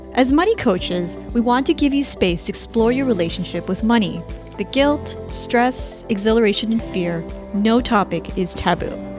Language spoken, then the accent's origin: English; Canada; moved away as an adult; now in United States; I'm Canadian